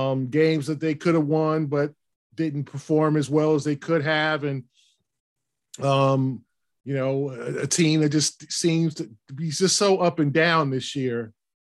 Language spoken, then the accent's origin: English; West Coast, United States; moved away; I grew up on the West Coast.